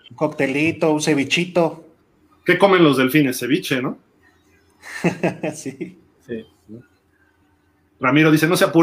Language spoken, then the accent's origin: Spanish; Mexico City, Mexico; soy de la Ciudad de México, pero el aguachil es bueno para el juego de las tres.